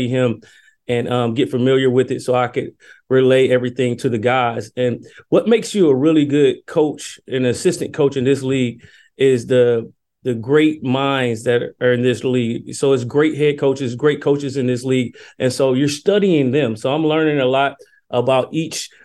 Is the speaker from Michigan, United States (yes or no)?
no; Decatur, Georgia, United States; moved away as an adult; I grew up in Decatur, Georgia. It's a suburb that's probably 10 to 15 minutes from downtown Atlanta